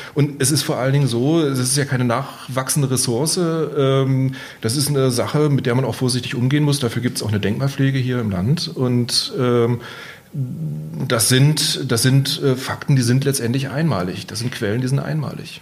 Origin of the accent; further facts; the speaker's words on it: Magdeburg, Saxony-Anhalt, Germany; now in Bavaria, Germany; ich komme eigentlich aus Magdeburg, also in Mitteldeutschland.